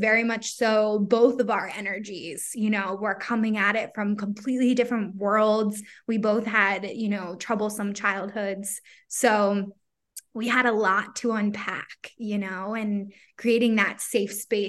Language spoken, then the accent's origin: English; Philadelphia, Pennsylvania, United States; also born or lived in Virginia; I'm from Philly